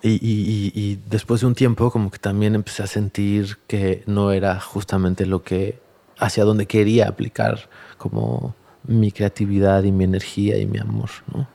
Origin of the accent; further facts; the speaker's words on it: Tlalnepantla, State of Mexico, Mexico; also born or lived in San Agustinillo, Oaxaca; crecí en Valle Dorado, en Tlalnepantla, en la periferia